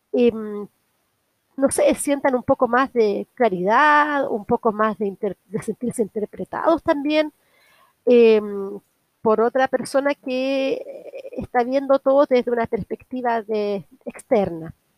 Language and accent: Spanish; Concepción, Biobío, Chile; moved away as an adult; also born or lived in Chiguayante, Chile; now in Berlin, Germany; soy chilena de la gran ciudad de Concepción. Soy penquista.